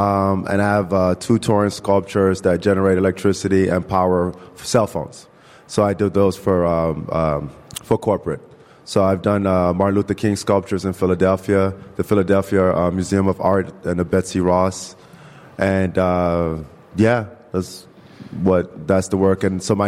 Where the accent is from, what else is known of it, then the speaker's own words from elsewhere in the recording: Nigeria; because I'm originally from Nigeria anyway. So how great it would be to bring it back home where we have plenty of sun, right?